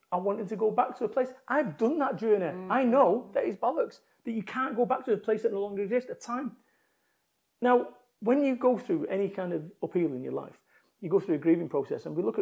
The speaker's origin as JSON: {"language": "English", "town": "Salford", "region": "North West England", "country": "United Kingdom", "tie": "born or raised there", "moved": "as an adult", "said": "I moved from Manchester, my home of 21 years"}